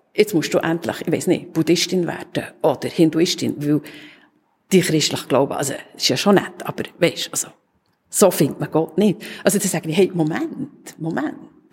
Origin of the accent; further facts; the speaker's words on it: Switzerland; hier bei uns in der Schweiz